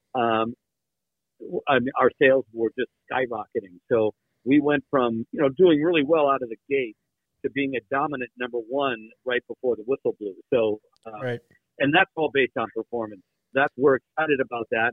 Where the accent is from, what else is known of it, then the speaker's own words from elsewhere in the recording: Midwest, United States; growing up in the Midwest like you guys